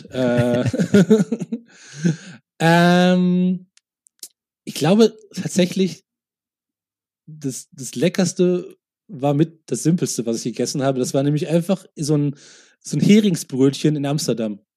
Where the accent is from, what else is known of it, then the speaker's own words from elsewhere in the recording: Munich, Bavaria, Germany; so, ja, wo kommst du denn her? Und ich so, ja, aus München.